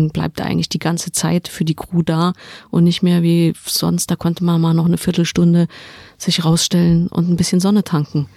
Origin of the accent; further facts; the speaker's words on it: Saarland, Germany; Ich komme aus dem Saarland.